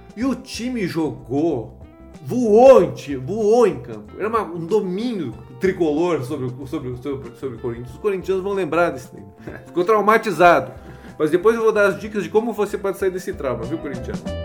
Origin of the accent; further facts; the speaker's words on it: Gaúcho, Rio Grande do Sul, Brazil; now in São Paulo, Brazil; Eu sou gaúcho